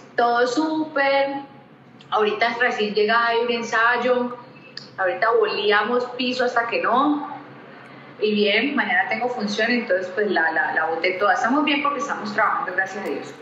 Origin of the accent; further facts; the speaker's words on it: Cali, Valle del Cauca, Colombia; caleña, caleñísima, amo mi ciudad